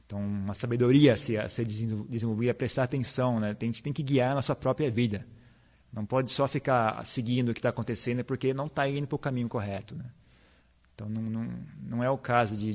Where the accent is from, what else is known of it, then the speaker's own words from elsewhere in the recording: Brazil; a gente é brasileiro